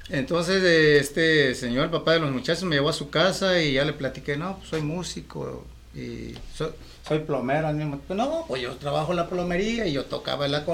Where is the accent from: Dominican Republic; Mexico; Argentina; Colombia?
Mexico; Acapulco, Guerrero; also born or lived in Mexico City; now in Tijuana, Mexico; a, finales del 85 salí de la Ciudad de México. O sea, estuve de, Acapulco a la Ciudad de México.